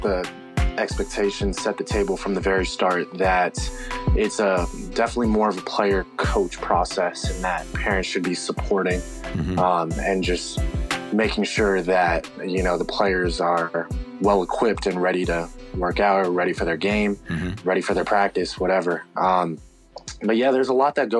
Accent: California, United States; being back in my hometown that, you know, I felt like Foothill was the right fit for me

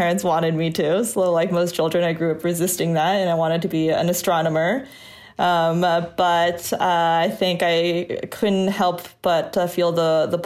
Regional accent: Northern Virginia, United States; also born or lived in Washington, D.C. area; I grew up in Northern Virginia, just outside the NIH

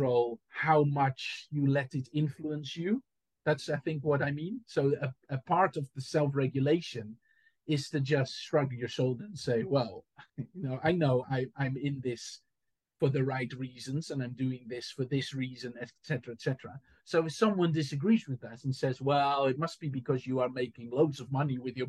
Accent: Enkhuizen, North Holland, Netherlands; born or raised there; moved away as an adult; also born or lived in Amsterdam; now in Southampton, United Kingdom

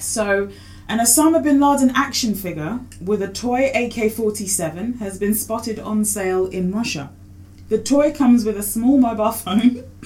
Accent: Kenya; I'm Kenyan

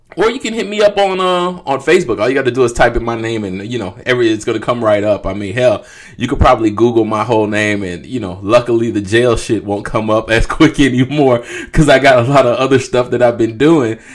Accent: Jacksonville, Florida, United States; being a Duval native

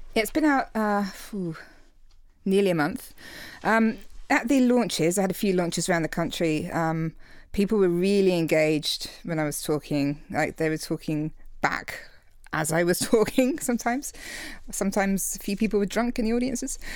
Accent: England, United Kingdom; now in Australia; I'm English, so, you know, we, it's a culture of slamming back tons of shots

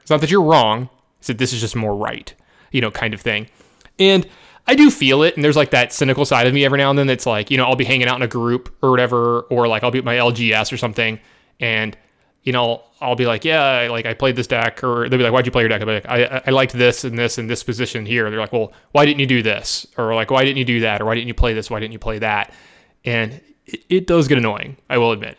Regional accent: Baton Rouge, Louisiana, United States; born or raised there

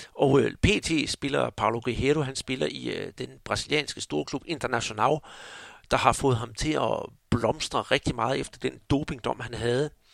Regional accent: Denmark; vi her hjemme i Danmark

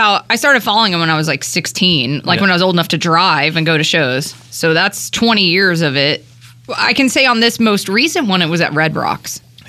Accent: Georgia, United States; I grew up in Georgia.

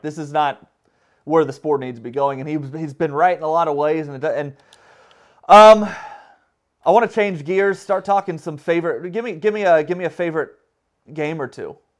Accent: Alabama, United States; I grew up in Alabama, and I went to school at Alabama, and I've stayed in the South

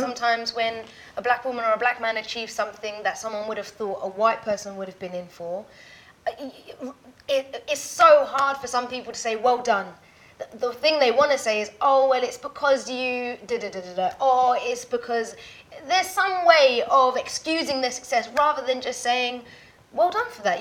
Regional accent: Ilford, London, United Kingdom; born or raised there; also born or lived in Caribbean

